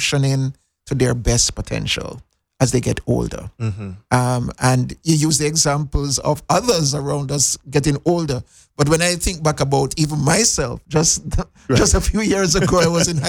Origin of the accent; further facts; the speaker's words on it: Montego Bay, Jamaica; moved away as an adult; now in Cayman Islands; So I'm a Jamaican. I went to the best high school in Jamaica, Cornwall College, for those who know Montego Bay